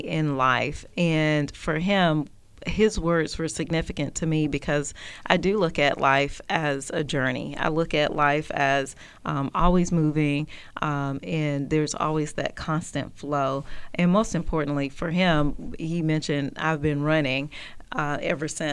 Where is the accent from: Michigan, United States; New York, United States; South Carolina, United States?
South Carolina, United States; being a young kid growing up in South Carolina